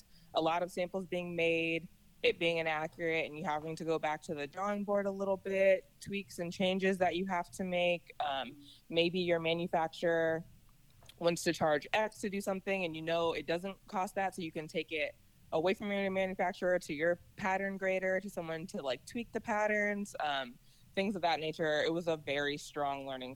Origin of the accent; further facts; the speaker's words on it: Virginia, United States; also born or lived in Colorado Springs, Colorado; I grew up in Virginia